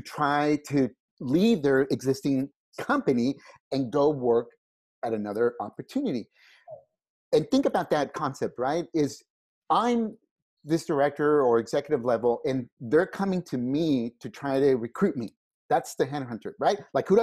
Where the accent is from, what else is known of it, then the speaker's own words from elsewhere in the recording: California, United States; also born or lived in Mexico; I was born here in California, and then we moved back to Mexico right after I was born, lived there until I was 5, and then we came back to California